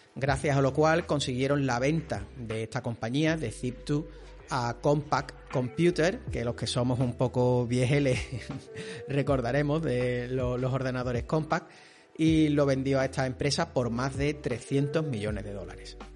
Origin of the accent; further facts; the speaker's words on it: Spain; los que somos de España